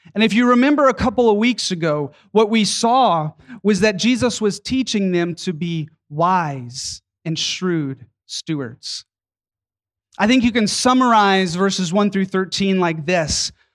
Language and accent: English; Atlanta, Georgia, United States; my hometown of Atlanta, Georgia